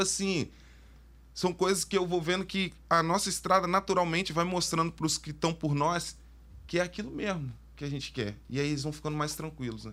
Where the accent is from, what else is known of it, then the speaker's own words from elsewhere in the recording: Vitória, Espírito Santo, Brazil; eu estudei numa escola que era dentro da UFES